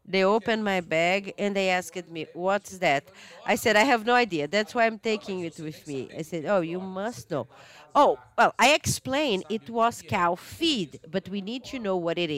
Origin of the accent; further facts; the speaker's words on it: Fortaleza, Ceará, Brazil; I am from Fortaleza in Ceará, and then when you go to Rio Grande do Norte, it feels like you are in a different country with a different culture